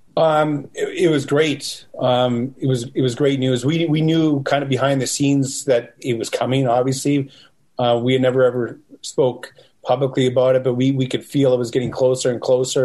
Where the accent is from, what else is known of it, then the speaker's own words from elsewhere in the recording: Western Canada, Canada; also born or lived in Eau Claire, Wisconsin; I'm from Western Canada